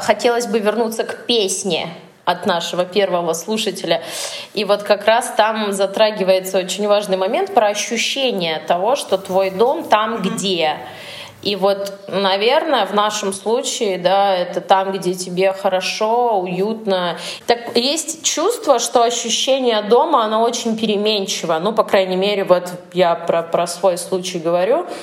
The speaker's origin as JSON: {"language": "Russian", "town": "Norilsk", "region": "Krasnoyarsk Krai", "country": "Russia", "also_born_or_lived": "Moscow", "moved": "yes", "said": "я из Норильска"}